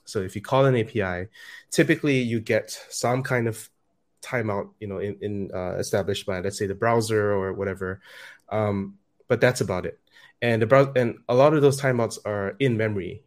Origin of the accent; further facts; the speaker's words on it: Singapore; I'm from Singapore.